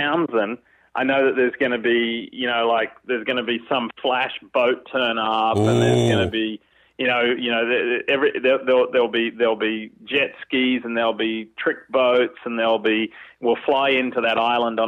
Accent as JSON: {"language": "English", "country": "Australia", "tie": "born or raised there", "moved": "yes", "said": "growing up in Australia"}